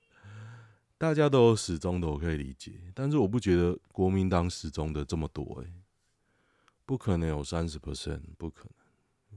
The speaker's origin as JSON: {"language": "Chinese", "region": "Taoyuan", "country": "Taiwan", "also_born_or_lived": "Hsinchu", "said": "我桃园人"}